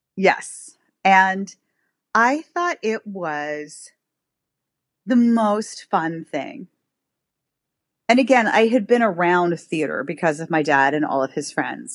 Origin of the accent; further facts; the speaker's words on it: New York City, New York, United States; I grew up in New York City. I am one of those odd people who grew up in Manhattan